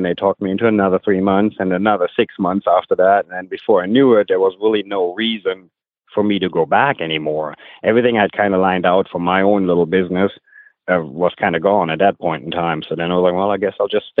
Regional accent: Germany; moved away as an adult; now in United States; I grew up in Germany.

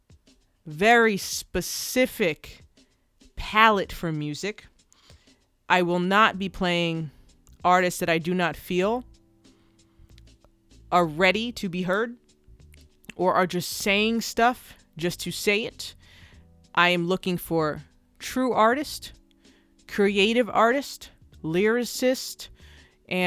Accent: New Jersey, United States; I'm from New Jersey

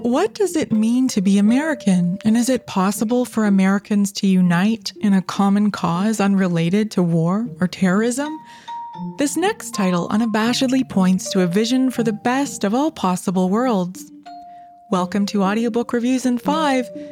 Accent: Canada; I'm Canadian, and I live in Canada

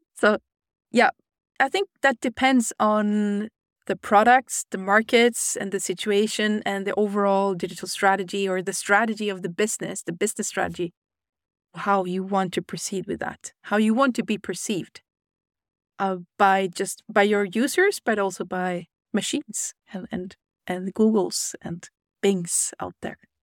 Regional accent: Sweden; I'm from Sweden

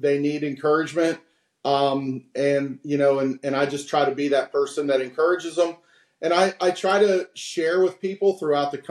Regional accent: West Virginia, United States; being that I'm from West Virginia, right on the border

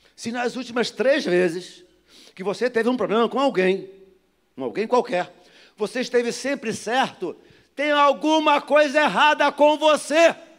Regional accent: Duque de Caxias, Rio de Janeiro, Brazil; moved away; eu sou nascido e criado em Duque de Caxias, no Jardim Metrópolis. Jardim Metrópolis, São João de Meriti. Depois vim para cá.

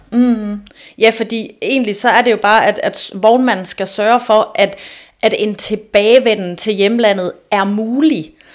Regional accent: Aarhus, Central Denmark Region, Denmark; jeg er jo også Aarhusianer

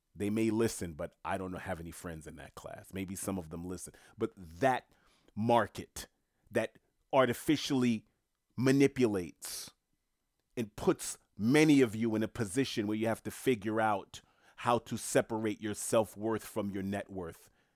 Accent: New York City, New York, United States; moved away; I'm born and raised in Queens

